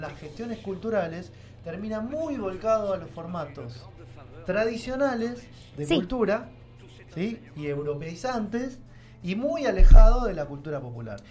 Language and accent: Spanish; Argentina; soy argento y por qué no soy de otro país